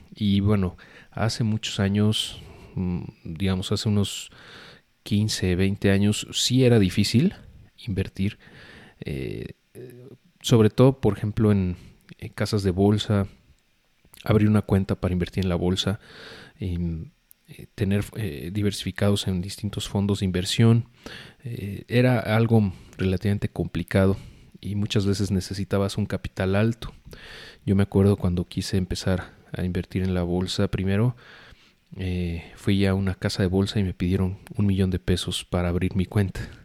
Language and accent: Spanish; Mexico; como mexicanos